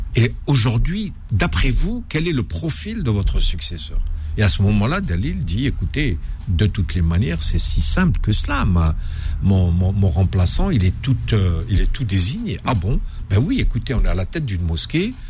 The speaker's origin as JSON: {"language": "French", "country": "Algeria", "also_born_or_lived": "Algiers", "moved": "as an adult", "lives_now": "Paris, France", "said": "j'étais à la fois algérien et français"}